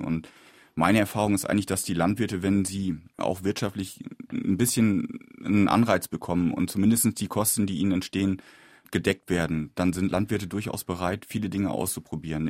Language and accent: German; Lower Saxony, Germany; innerhalb Niedersachsens, wo ich herkomme